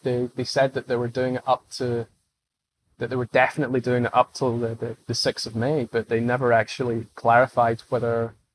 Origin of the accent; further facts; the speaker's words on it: Scotland, United Kingdom; I'm Scottish